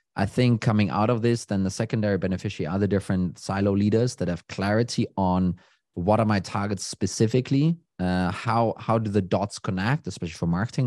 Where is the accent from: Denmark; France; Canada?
Denmark; Copenhagen, Capital Region of Denmark; I'm from Denmark, Copenhagen